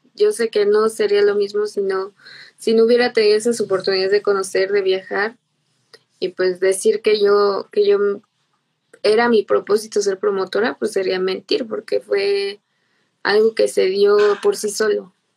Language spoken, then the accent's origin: Spanish; Irapuato, Guanajuato, Mexico; yo soy de Irapuato, Guanajuato, eh, pues aquí nací